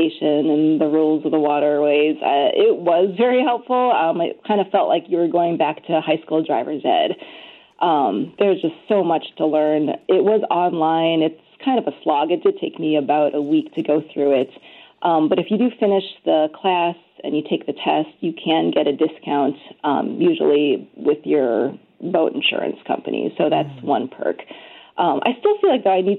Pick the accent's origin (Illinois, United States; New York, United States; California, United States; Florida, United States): Illinois, United States; Chicago suburbs; now in Minnesota, United States; I grew up in the Chicago suburbs